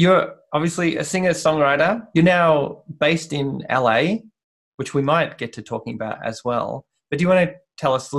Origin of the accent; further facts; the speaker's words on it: Geelong, Victoria, Australia; where I grew up in Geelong